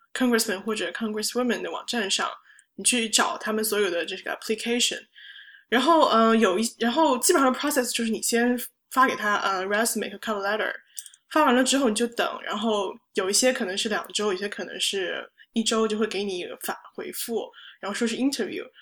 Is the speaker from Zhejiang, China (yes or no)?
yes; Hangzhou, Zhejiang, China; moved away as an adult; now in New York, United States; 我是杭州人，然后来美国这边读大学